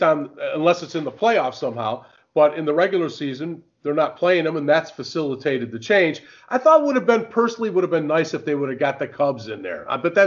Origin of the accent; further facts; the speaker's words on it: United States; as an American